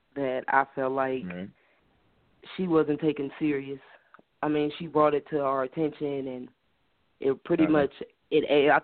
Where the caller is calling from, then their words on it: Indianapolis, Indiana, United States; I'm calling from Indianapolis.